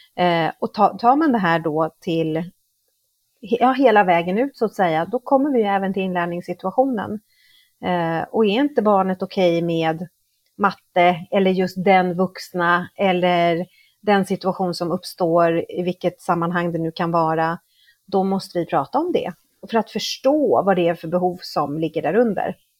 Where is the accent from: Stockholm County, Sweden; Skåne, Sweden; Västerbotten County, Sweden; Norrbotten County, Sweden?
Stockholm County, Sweden; Stockholm; moved away as an adult; now in Mexico; Jag är född och uppvuxen i Stockholm men har bott i Mexiko i snart 20 år